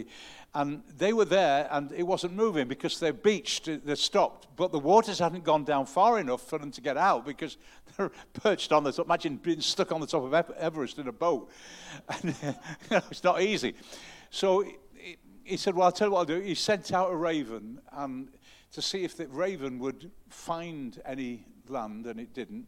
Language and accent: English; the North, the north of England, United Kingdom; I'm a Northerner and I don't show my emotions a great deal.